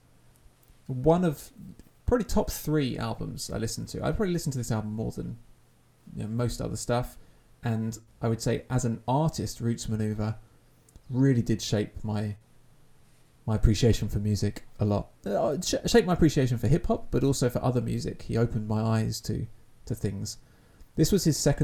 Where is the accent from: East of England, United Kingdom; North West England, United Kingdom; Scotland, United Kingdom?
East of England, United Kingdom; Essex; a kid growing up in Essex in the early noughties